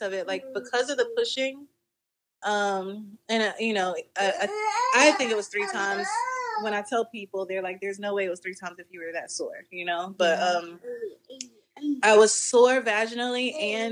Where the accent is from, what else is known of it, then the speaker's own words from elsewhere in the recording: Florida, United States; I'm from Florida